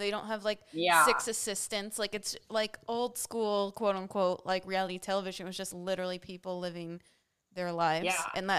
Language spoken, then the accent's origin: English; Dallas, Texas, United States; we're from Dallas.